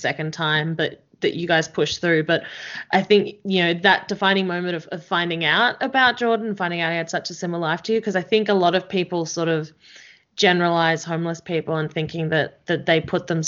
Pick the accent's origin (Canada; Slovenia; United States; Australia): Australia; Melbourne, Victoria; I'm from Melbourne